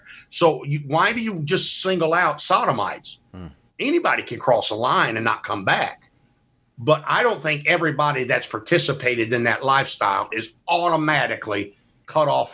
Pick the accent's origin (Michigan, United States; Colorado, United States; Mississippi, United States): Mississippi, United States; I'm from Mississippi.